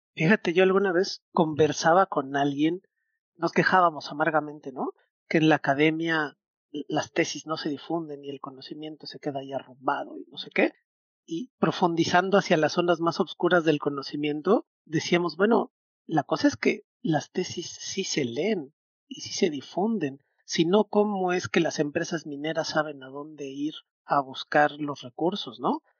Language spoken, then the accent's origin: Spanish; Mexico City, Mexico; now in Mérida, Mexico; Yo crecí en un departamento en Ciudad de México